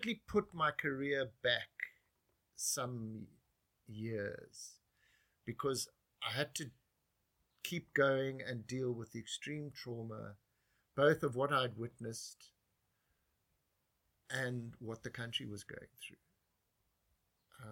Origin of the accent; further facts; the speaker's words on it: South Africa; moved away as an adult; also born or lived in Japan / New York; In leaving South Africa, it defined me as a South African.